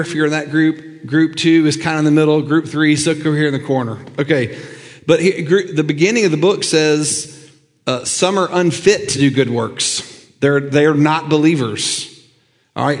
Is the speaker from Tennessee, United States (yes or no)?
yes; Lookout Mountain, Tennessee, United States; I grew up on Lookout Mountain